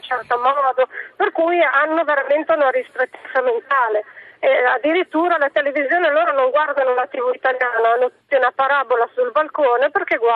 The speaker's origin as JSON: {"language": "Italian", "town": "Milan", "region": "Lombardy", "country": "Italy", "said": "io sono di Milano e abito in periferia."}